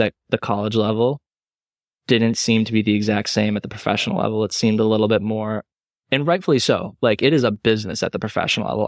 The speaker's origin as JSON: {"language": "English", "region": "Massachusetts", "country": "United States", "tie": "born or raised there", "said": "I grew up in Mass and I have family down in Connecticut"}